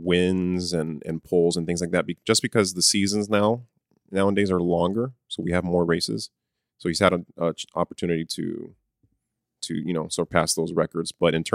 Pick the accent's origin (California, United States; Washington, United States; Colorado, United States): California, United States; San Diego; I just remember growing up in San Diego, California.